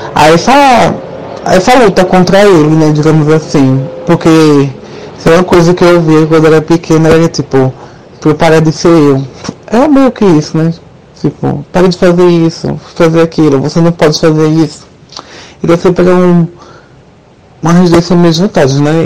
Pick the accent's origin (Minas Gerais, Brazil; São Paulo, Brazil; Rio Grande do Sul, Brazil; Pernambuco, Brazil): Pernambuco, Brazil; Recife; Eu sou de Recife